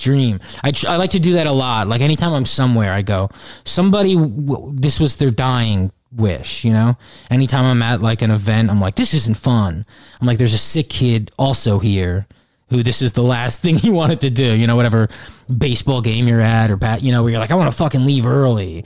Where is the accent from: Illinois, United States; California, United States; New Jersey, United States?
New Jersey, United States; Pequannock; moved away as an adult; also born or lived in Brooklyn; now in Jersey City, United States; Pequannock, New Jersey. It's Morris County. North Jersey.